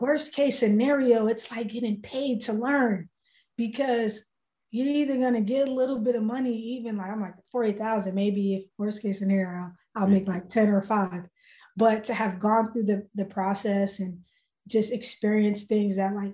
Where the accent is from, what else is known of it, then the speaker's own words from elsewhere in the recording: Boston, Massachusetts, United States; I'm born and raised in Boston